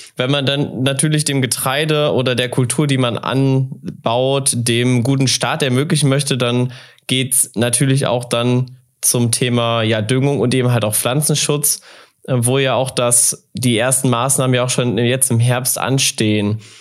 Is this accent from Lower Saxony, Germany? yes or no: no; North Rhine-Westphalia, Germany; now in North Hesse, Germany; Ich bin nämlich auch ein Westfale, auch wenn ich jetzt in Nordhesse wohne